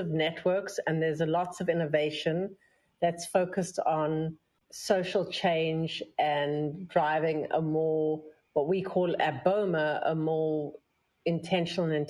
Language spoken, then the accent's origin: English; South Africa; now in New York, United States; I came from South Africa